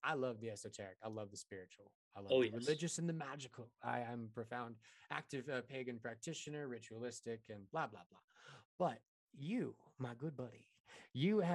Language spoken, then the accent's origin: English; Neosho, Missouri, United States; now in Colorado, United States; I'm from Neosho, Missouri